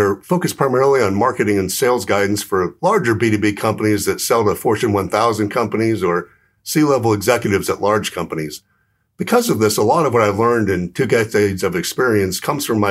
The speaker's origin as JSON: {"language": "English", "region": "Southern California", "country": "United States", "also_born_or_lived": "New York", "moved": "as an adult", "lives_now": "Phoenix, United States", "said": "I'm originally from Southern California."}